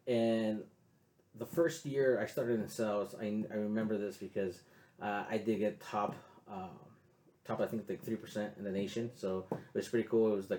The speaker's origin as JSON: {"language": "English", "town": "San Diego", "region": "California", "country": "United States", "tie": "born or raised there", "said": "I grew up in the South Bay, and I lived in San Isidro for basically most of my life. So kind of not the best area to live in, you know, growing up."}